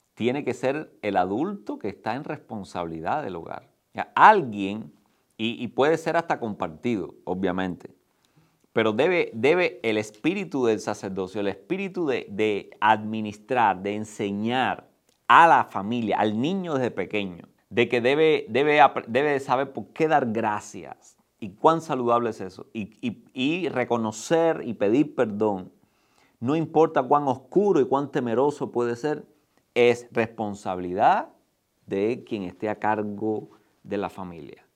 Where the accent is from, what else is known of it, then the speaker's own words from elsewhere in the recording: Cuba; los que somos cubanos que tenemos la experiencia de vivir bajo la misma realidad por 62 años